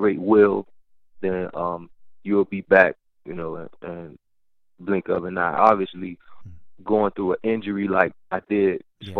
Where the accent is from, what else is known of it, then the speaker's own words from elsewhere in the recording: Miami, Florida, United States; moved away; growing up in Miami